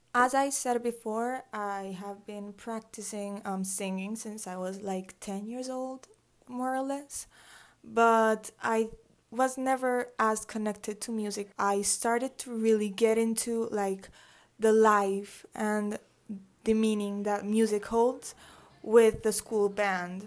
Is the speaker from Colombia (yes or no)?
yes; Medellín, Antioquia, Colombia; also born or lived in Atlanta, Georgia, United States; I was born in Atlanta, Georgia, um, in the U S. I lived there for seven years, and then I moved here to Medellin.